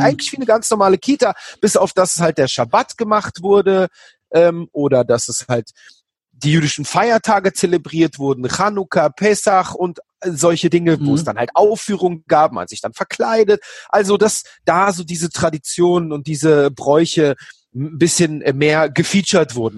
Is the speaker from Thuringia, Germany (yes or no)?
no; Berlin, Germany; also born or lived in Israel; bei mir in der Gegend, wo ich aufgewachsen bin. In Berlin-Schöneberg